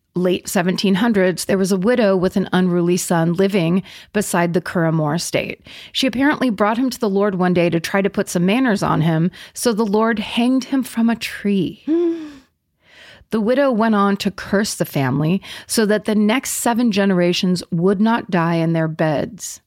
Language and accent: English; Petaluma, California, United States; my hometown, when I was growing up in Petaluma in the seventies